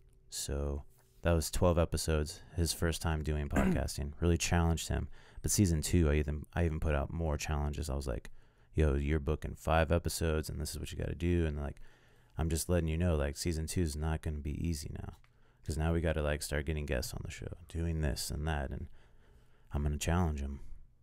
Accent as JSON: {"language": "English", "town": "Fort Scott", "region": "Kansas", "country": "United States", "tie": "born or raised there", "said": "I moved to Fort Scott, Kansas, which this has nothing to do with military shit."}